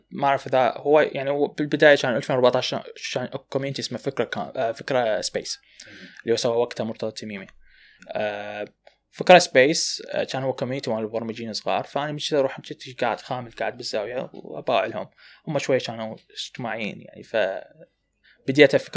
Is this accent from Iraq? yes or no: yes; Iraq; المشاكل عندنا بالعراق انه المبرمجين العراقيين ما دا يحاولون يسوون ماركتنج لنفسهم